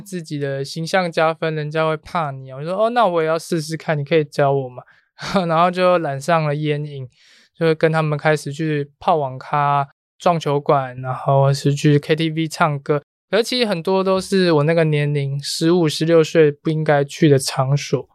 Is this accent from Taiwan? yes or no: yes; Taiwan; 我们台湾的学生